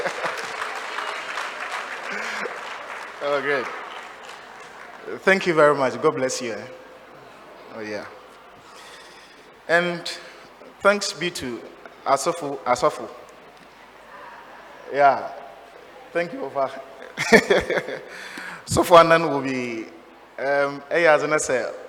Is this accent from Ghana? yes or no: yes; Sudi Circuit, Cape Coast Diocese, Central Region, Ghana; I'm from Sudi Circuit